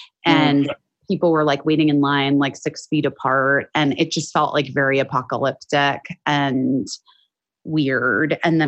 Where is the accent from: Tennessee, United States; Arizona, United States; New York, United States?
Arizona, United States; moved away as an adult; now in Los Angeles, United States; I grew up in Arizona and then I moved here when I was 18 for college.